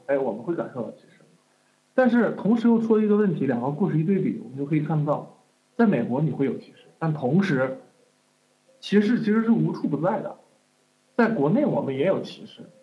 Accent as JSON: {"language": "Chinese", "town": "Taiyuan", "region": "Shanxi", "country": "China", "said": "我是山西人。OK， 我是山西人，山西太原人。"}